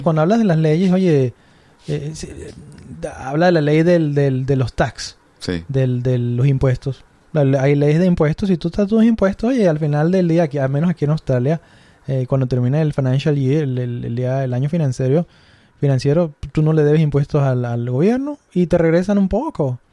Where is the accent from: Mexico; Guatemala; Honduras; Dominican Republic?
Mexico; somos groseros los mexicanos